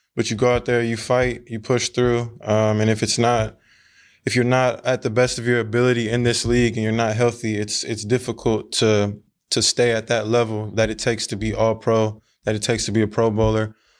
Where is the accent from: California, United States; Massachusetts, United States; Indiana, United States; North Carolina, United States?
California, United States; Sacramento; now in Seattle, United States; I'm from Sacramento